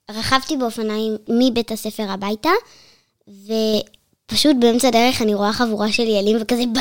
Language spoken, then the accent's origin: Hebrew; Midreshet Ben-Gurion, Southern District, Israel; born or raised there; also born or lived in Haifa